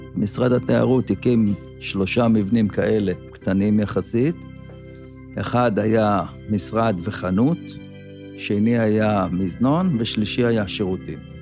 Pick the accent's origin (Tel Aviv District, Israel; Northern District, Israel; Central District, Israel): Northern District, Israel; Kibbutz Kinneret; נולדתי פה בקיבוץ